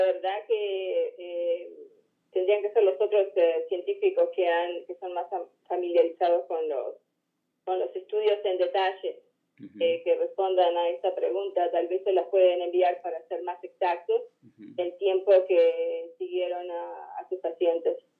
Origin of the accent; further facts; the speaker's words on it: Uruguay; now in United States; Yo soy de Uruguay y mis padres viven allá